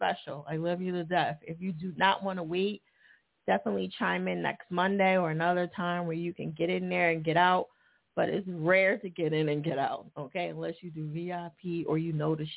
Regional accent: New Jersey, United States; now in Philadelphia, United States; Jersey? Okay, that's my home state. A lot of people think I'm from Philly, but I'm not. But I've been here 18 years

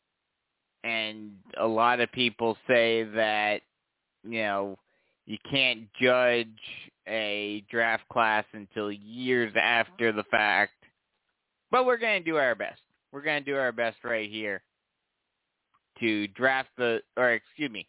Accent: New York, United States; I'm from New York

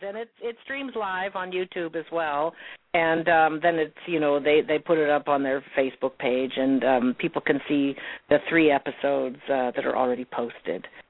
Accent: Montana, United States; also born or lived in Salmon River, Idaho; I grew up in Montana

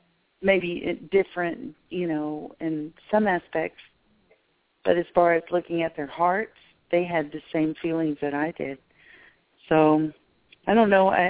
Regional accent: Memphis, Tennessee, United States; moved away; until I had moved away from Memphis and lived in another country

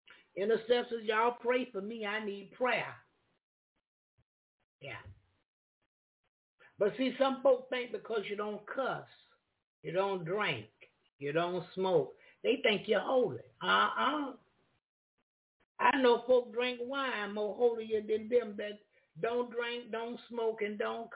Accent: Jacksonville, Florida, United States; I'm from Jacksonville, Florida

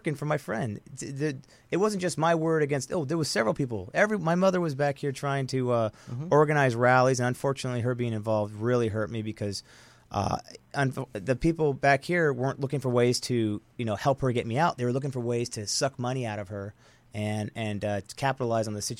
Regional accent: United States; I was the only American that was there at the time

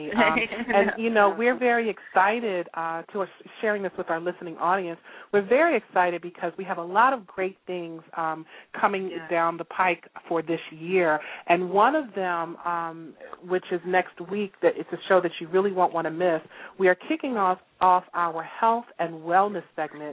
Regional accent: Baltimore, Maryland, United States; we're both from Baltimore, Maryland

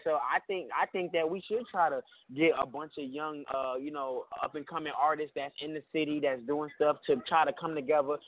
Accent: New York City, New York, United States; I'm from Brooklyn

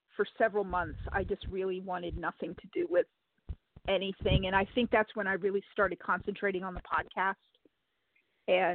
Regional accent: Rhode Island, United States; also born or lived in Arizona; now in Kentucky, United States; originally I'm from Rhode Island. Then I made my way to Arizona

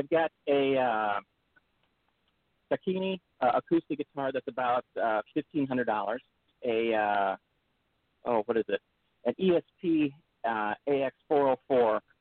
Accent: Devils Lake, North Dakota, United States; moved away; also born or lived in Grand Forks, North Dakota; I grew up in North Dakota, actually. I went to high school in Devil's Lake.

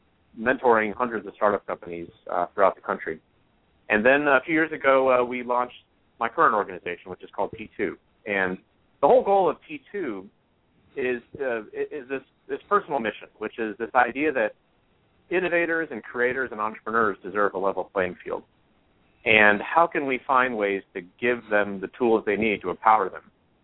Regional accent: Midwest, United States; also born or lived in Baton Rouge, Louisiana / Texas; I was born in Baton Rouge, Louisiana. My parents were originally from Taiwan. And despite my ethnicity, which is Chinese, I was actually a creature of Middle America. I was raised throughout the Midwest and Texas.

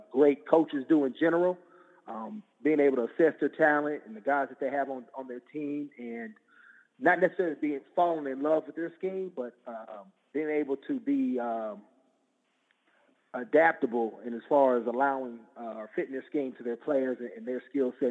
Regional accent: Oakland, California, United States; we're based out of Oakland, California. That's my hometown

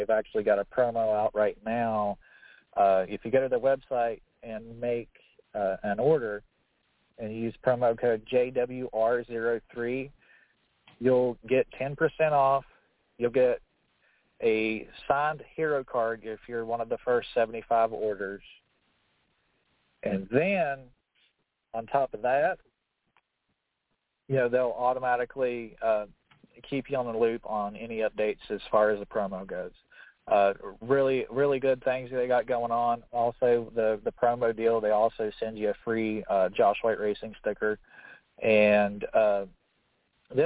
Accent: Charleston, West Virginia, United States; my hometown, I'm from Charleston, West Virginia

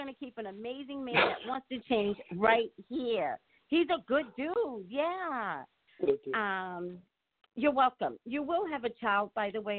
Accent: New York, United States; I'm from New York

